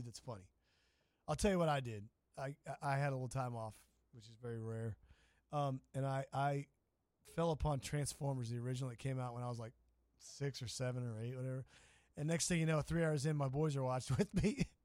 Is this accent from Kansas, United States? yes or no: yes; Kansas, United States; I'm from Kansas.